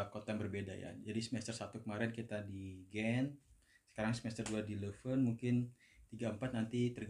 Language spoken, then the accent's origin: Indonesian; Bogor, West Java, Indonesia; moved away as an adult; now in Belgium; dari Bogor, lulusan S1 Kimia Pakuan.